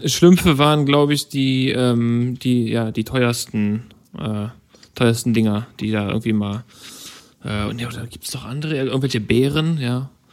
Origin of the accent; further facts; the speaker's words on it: Germany; als Deutscher, äh, lebe in Deutschland